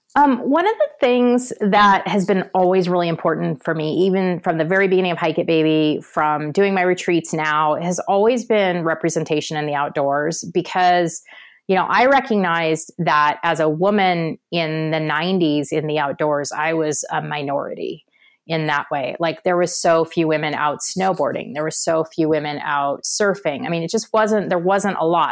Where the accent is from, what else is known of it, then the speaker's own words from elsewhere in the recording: Portland, Oregon, United States; I'm from Portland